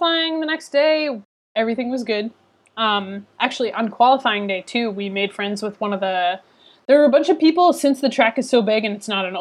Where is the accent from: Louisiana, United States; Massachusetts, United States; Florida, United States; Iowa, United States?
Massachusetts, United States; Boston; I'm from Boston